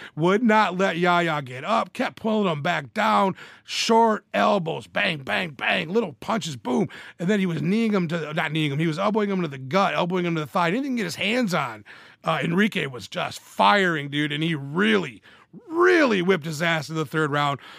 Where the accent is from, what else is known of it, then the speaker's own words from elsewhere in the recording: Michigan, United States; my home state of Michigan